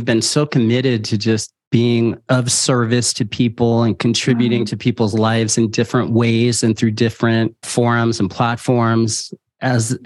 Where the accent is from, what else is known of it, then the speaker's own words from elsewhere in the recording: San Francisco, California, United States; I was born and raised in San Francisco